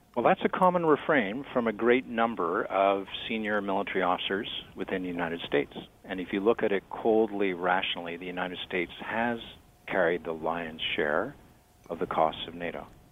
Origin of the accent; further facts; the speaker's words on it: Canada; I'm a Canadian and proud of it.